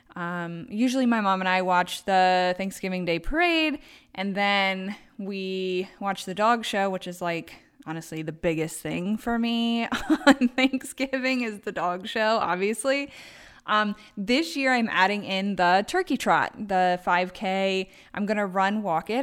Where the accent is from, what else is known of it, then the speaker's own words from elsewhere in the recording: Baltimore, Maryland, United States; moved away as an adult; now in Traverse City, United States; I am from Baltimore, Maryland